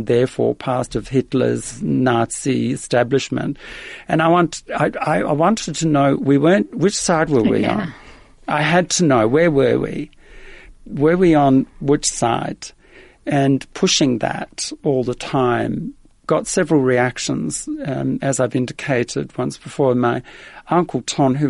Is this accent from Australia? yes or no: yes; Adelaide, South Australia, Australia; accent: Australian; English is a second language; moved away as an adult; now in Netherlands; arriving in effectively an immigrant's camp outside of the city of Adelaide in Australia, and I was probably about five and a half